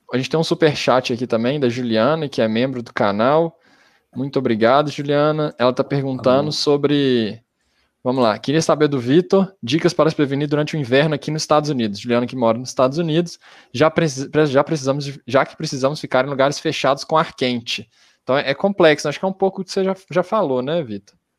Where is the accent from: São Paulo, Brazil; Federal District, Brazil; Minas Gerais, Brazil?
Minas Gerais, Brazil; Belo Horizonte; a gente é de Belo Horizonte